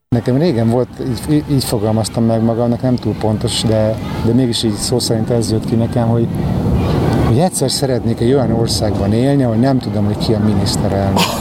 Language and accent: Hungarian; Hungary; moved away; én magyar vagyok, hogy én kelet-európai vagyok